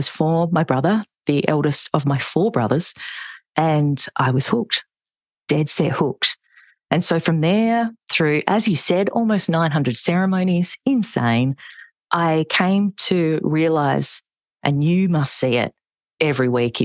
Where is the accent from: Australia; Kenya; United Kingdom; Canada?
Australia; Adelaide, South Australia; born and bred in Adelaide